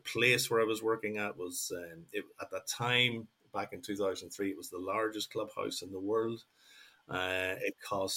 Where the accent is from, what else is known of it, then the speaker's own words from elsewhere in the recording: Northern Ireland, United Kingdom; moved away as an adult; also born or lived in Mexico; what I grew up with in Northern Ireland